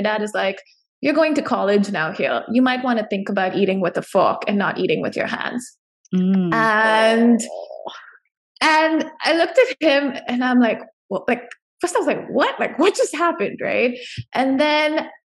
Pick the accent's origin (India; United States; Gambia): India; I was born and raised in India